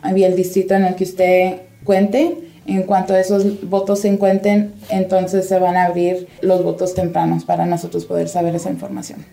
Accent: Nevada, United States; nosotros como nevadenses

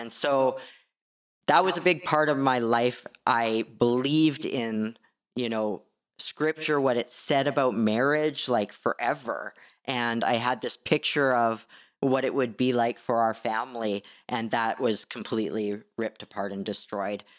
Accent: Canada; being Canadian.

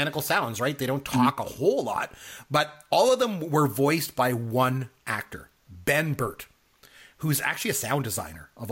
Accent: Canada; I'm Canadian

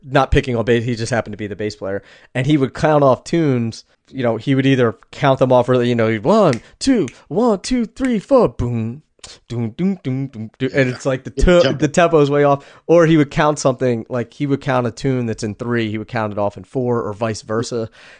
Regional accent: Abruzzo, Italy; Yeah, we're from Abruzzo, so we're about 3 hours east of Rome.

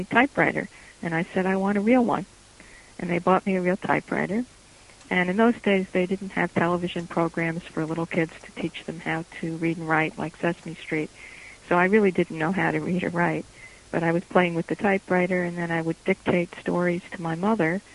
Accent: New York City, New York, United States; also born or lived in California; now in Irvington, New York, United States; I was born in Brooklyn Jewish Hospital

